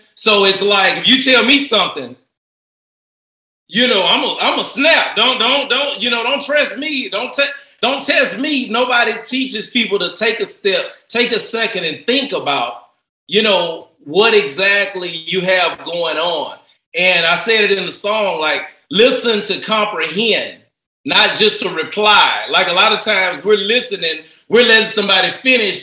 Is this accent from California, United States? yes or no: no; Port Arthur, Texas, United States; moved away as an adult; I'm from Port Arthur, Texas